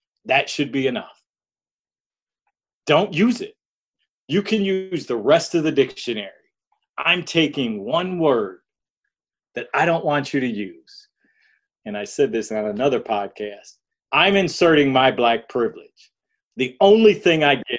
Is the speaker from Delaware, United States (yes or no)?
no; Detroit, Michigan, United States; I grew up in Detroit